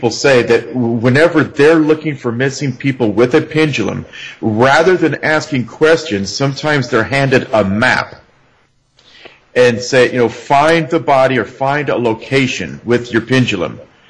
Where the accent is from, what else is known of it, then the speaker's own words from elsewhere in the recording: Arizona, United States; I grew up in Arizona.